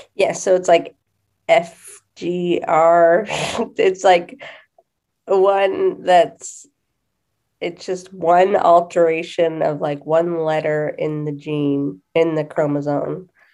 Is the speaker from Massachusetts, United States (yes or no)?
yes; Massachusetts, United States; I am from Massachusetts